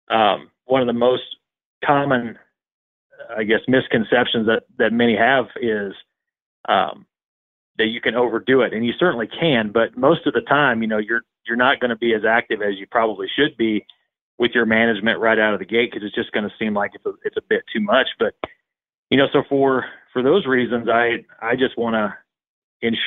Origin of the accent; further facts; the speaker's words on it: Central Missouri, United States; I'm from Central Missouri. Grew up in a really rural community